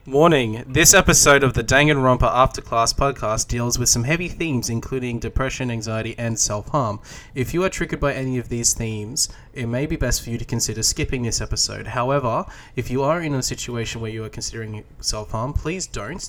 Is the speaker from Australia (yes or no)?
yes; Australia; as an Australian